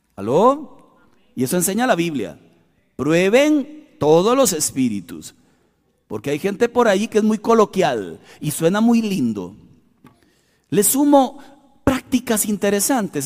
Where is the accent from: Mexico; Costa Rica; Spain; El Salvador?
Costa Rica; accent: tico